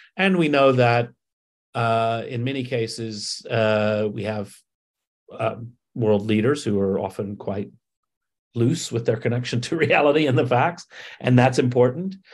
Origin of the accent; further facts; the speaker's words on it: Alabama, United States; I grew up in Alabama